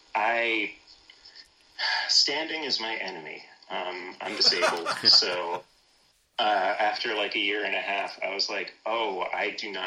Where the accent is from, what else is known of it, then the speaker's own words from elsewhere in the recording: New York City, New York, United States; now in Maryland, United States; I grew up in Brooklyn, New York.